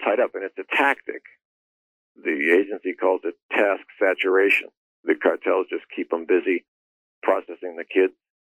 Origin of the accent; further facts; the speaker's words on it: Boston, Massachusetts, United States; moved away as an adult; now in Arizona, United States; Yeah, I grew up in Boston. Came to Arizona for graduate school way back when